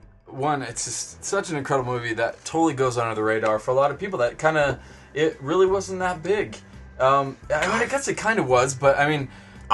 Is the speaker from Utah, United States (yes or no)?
no; Kansas, United States; I grew up in Kansas, I know.